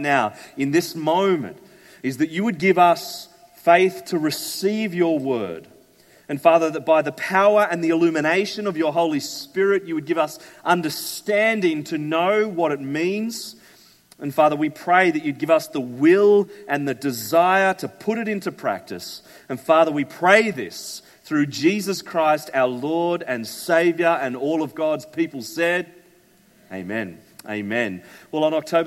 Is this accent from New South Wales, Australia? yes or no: yes; Sydney, New South Wales, Australia; also born or lived in Melbourne; now in Brisbane, Australia; we moved to Brisbane from Melbourne. We're originally from Sydney